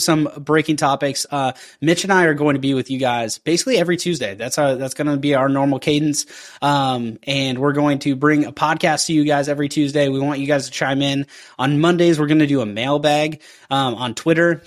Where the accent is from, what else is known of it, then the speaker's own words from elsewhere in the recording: Pacific Northwest, United States; growing up around the Pacific Northwest, we were able to do Little League Day